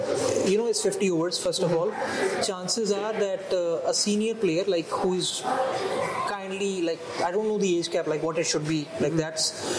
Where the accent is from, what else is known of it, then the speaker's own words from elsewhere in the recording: Punjab, India; first language Punjabi; English is a second language; now in Canada; I'm from India. I'm a Punjabi, right?